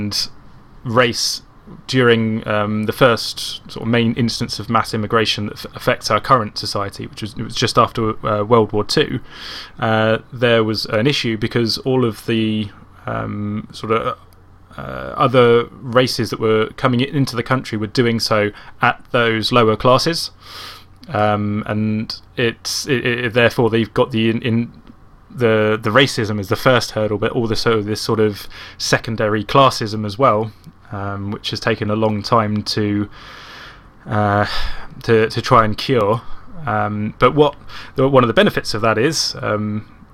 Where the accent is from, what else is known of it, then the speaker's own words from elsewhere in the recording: Croydon, London, United Kingdom; now in Gloucester, United Kingdom; from Croydon